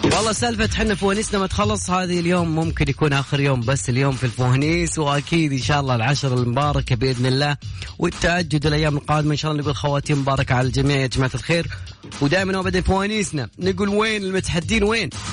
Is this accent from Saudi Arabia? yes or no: no; Kafr El Sheikh Governorate, Egypt; أحسن ناس بلدياتي